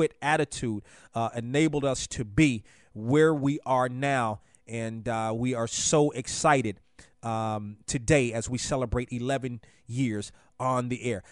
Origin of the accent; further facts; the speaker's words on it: Washington, District of Columbia, United States; I grew up in Washington